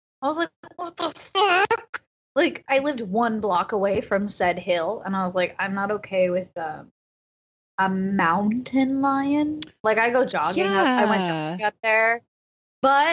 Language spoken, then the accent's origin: English; New York, United States; moved away as an adult; now in Los Angeles, United States; I grew up in New York my whole life. I moved to LA when I turned 18